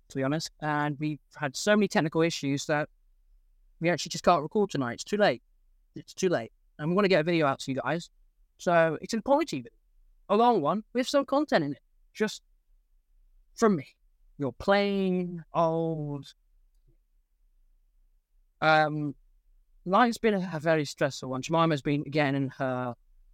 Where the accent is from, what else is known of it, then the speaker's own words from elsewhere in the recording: England, United Kingdom; I am English. Well, 50% English. And I live in England.